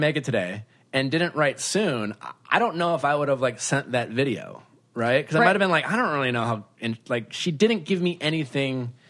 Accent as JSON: {"language": "English", "region": "Wisconsin", "country": "United States", "tie": "born or raised there", "moved": "yes", "said": "You're in my state that I grew up"}